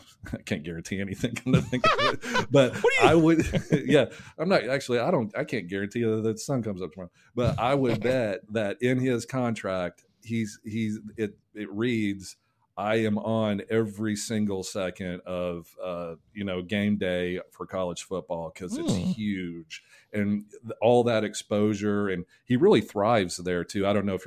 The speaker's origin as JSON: {"language": "English", "town": "Nashville", "region": "Tennessee", "country": "United States", "said": "Yeah, I'm a Russian bot. … I'm from Nashville."}